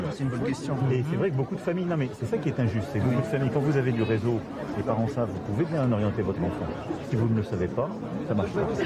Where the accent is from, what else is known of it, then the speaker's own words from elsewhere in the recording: Hauts-de-France, France; je suis aussi des Hauts-de-France